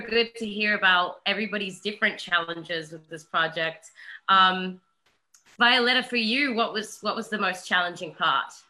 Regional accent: Australia; I am an Aussie

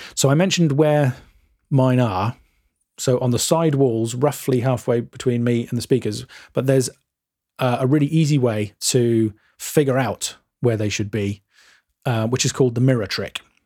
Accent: England, United Kingdom; we're English and we drink tea and eat cucumber sandwiches

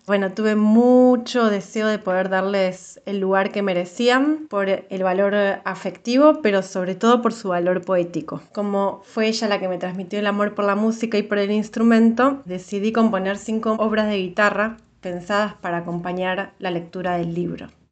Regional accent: Buenos Aires, Argentina; soy de Capital Federal, de Argentina.

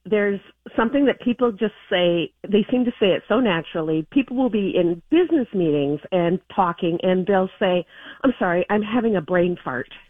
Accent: Texas, United States; now in Minnesota, United States; I'm originally from Texas

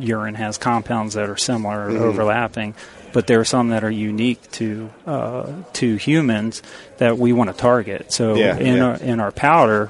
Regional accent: Virginia, United States; in Virginia, my home state

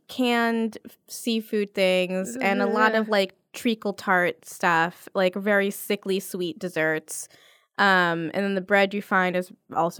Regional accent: New York, United States; I've just understood the catch-22 of being a New Yorker on the street.

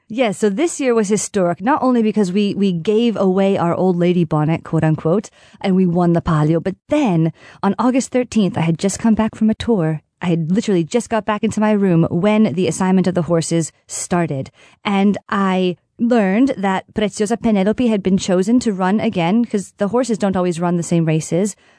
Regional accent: United States; now in Siena, Italy; I am American, but I, I was adopted into this Contrada

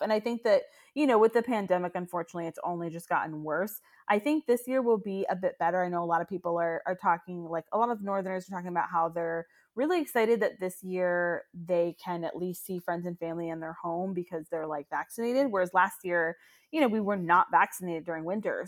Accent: Pine Hills, Florida, United States; moved away; I'm from Pine Hills

